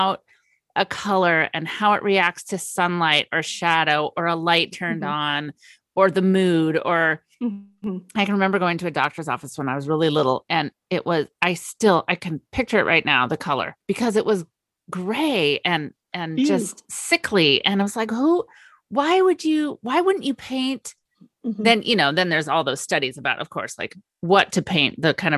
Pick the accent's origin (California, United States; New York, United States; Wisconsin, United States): California, United States; Napa Valley; I grew up in the Napa Valley